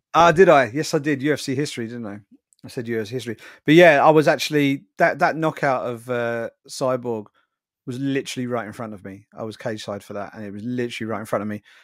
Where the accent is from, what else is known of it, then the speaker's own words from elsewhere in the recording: United Kingdom; I'm a Brit